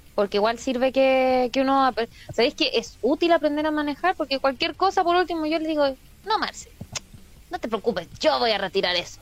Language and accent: Spanish; Chile; Yo como chilena